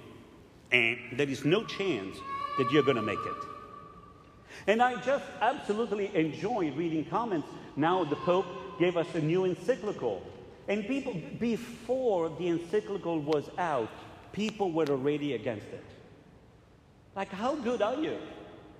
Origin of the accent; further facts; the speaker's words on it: Italy; moved away; I was growing up in Italy